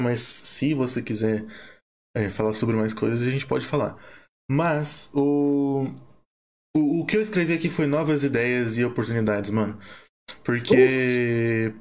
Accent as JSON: {"language": "Portuguese", "town": "Curitiba", "region": "Paraná", "country": "Brazil", "said": "Eu sou de Curitiba, Paraná"}